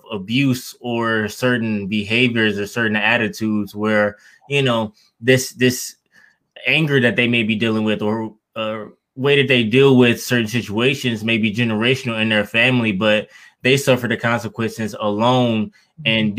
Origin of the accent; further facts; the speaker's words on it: Detroit, Michigan, United States; growing up in Detroit, I entered the foster care system at 9 years old